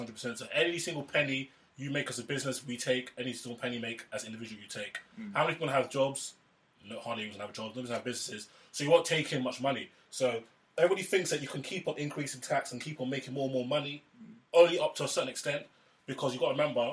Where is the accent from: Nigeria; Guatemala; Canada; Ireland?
Nigeria; now in United Kingdom; as a Nigerian